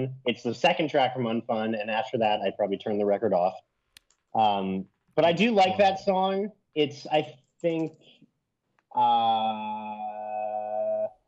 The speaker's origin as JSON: {"language": "English", "town": "El Cerrito", "region": "California", "country": "United States", "said": "I'm not from Oakland, I'm from El Cerrito, which is this like tiny suburb next to Berkeley"}